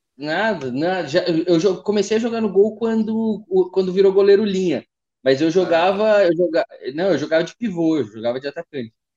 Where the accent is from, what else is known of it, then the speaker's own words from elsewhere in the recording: Taubaté, São Paulo, Brazil; Eu sou de Taubaté, eu tô aqui hoje, né, tô aqui na casa da minha mãe